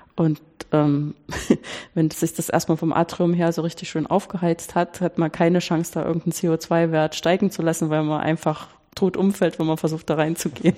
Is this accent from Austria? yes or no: no; Weimar, Thuringia, Germany; ich bin groß geworden in Weimar